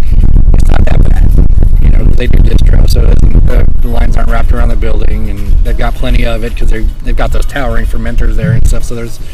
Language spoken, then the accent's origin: English; Downey, California, United States; moved away as an adult; also born or lived in Yorba Linda / Seattle / Corona; now in Lake Elsinore, United States; I grew up in the city of Downey, just outside